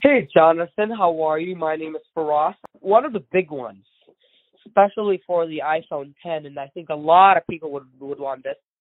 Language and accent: English; India; first language Gujarati; English is a second language; moved away; I'm from India originally